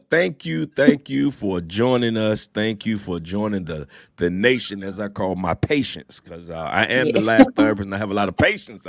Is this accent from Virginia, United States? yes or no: yes; Norfolk, Virginia, United States; The crazy thing is, I didn't go in the Navy because I'm right here from Norfolk.